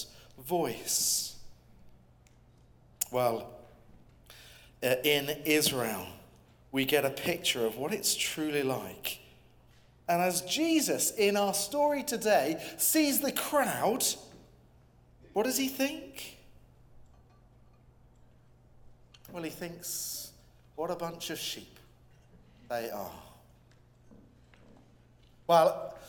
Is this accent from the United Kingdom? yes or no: yes; England, United Kingdom; I'm an Englishman and I come from the UK